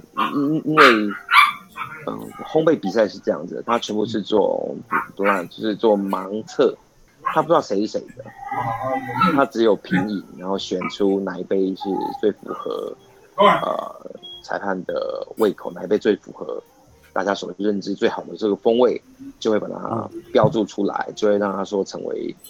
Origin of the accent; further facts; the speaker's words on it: Taiwan; 我我就是台湾人其实有点保守哦，其实嗯不太敢去做这件事